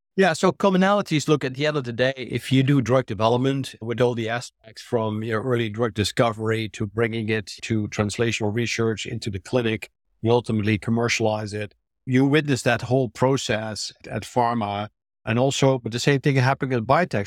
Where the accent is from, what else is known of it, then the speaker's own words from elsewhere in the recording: Netherlands; moved away as an adult; also born or lived in New Jersey / Texas; now in United States; I'm originally a Dutch, I'm an American now, but I'm a Dutch-trained biologist and physician